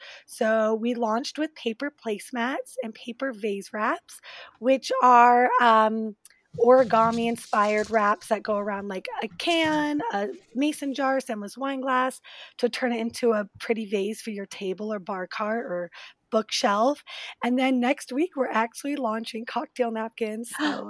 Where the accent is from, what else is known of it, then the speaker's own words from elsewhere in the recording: Colorado, United States; moved away as an adult; now in Washington, D.C., United States; I'm in D.C. now. I grew up in Colorado, but I've been in D.C. for, I guess 8 years now. And I'm here to stay.